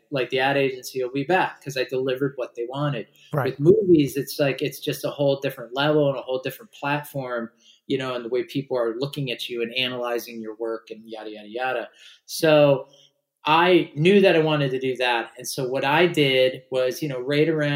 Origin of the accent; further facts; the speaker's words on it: Orange County, California, United States; I grew up in Orange County